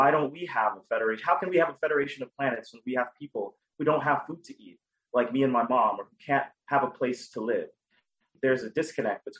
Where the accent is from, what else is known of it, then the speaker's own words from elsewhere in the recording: Dallas, Texas, United States; I grew up in Dallas, Texas, with a single mother